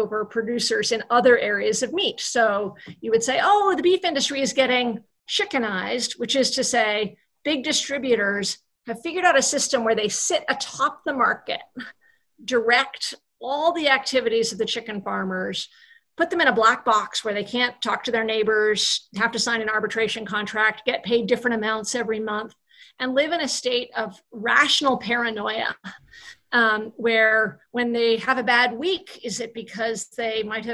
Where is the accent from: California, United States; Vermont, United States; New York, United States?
Vermont, United States; I'm from Vermont